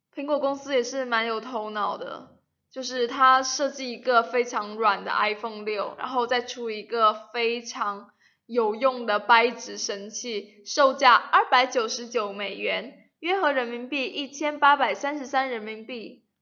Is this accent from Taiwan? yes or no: no; China; 我们中国人